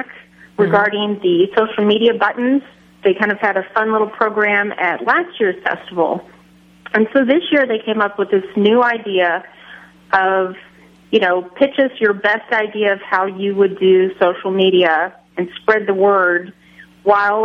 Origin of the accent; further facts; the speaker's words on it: Kansas, United States; my fellow Kansan